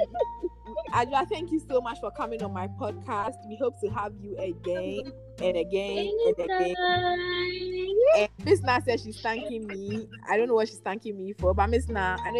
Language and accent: English; Nigeria; accent: Nigerian; My Nigerian accent